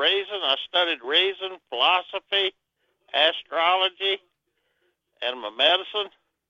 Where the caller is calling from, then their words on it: Arkansas, United States; Southwest Arkansas.